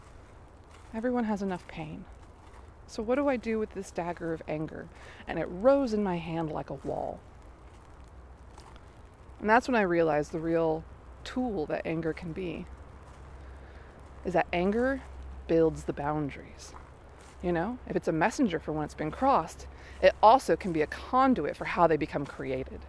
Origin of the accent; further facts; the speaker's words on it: the South, United States; moved away; I come from the South.